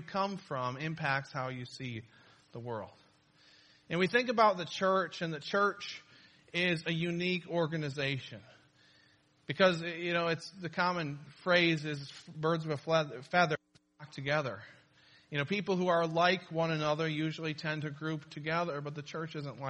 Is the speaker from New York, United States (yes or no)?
yes; Niagara Falls, New York, United States; I grew up in Niagara Falls, or kind of the outskirts of Niagara Falls